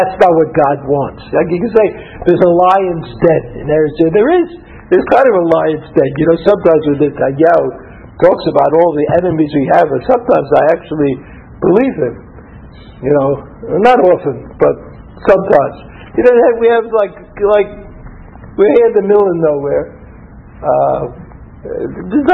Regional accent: New York City, New York, United States; now in Israel; I was from Brooklyn

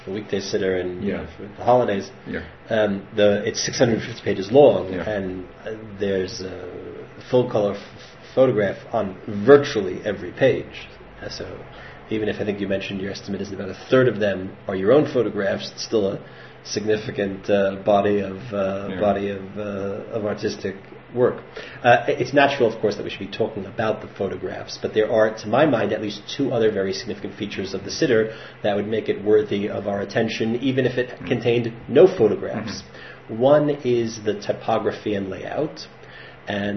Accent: United States; moved away; when I was a kid growing up in the United States

